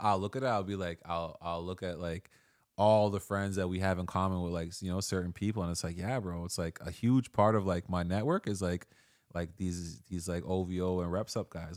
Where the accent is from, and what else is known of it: Toronto, Ontario, Canada; born or raised there